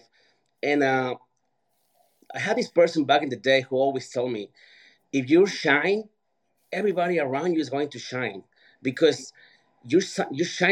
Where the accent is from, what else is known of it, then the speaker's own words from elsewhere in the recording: Mexico; moved away; I grew up in Mexico.